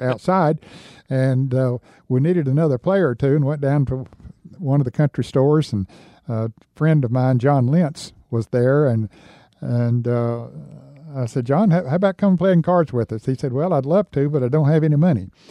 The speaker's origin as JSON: {"language": "English", "town": "Newton", "region": "North Carolina", "country": "United States", "tie": "born or raised there", "said": "my hometown of Newton, North Carolina"}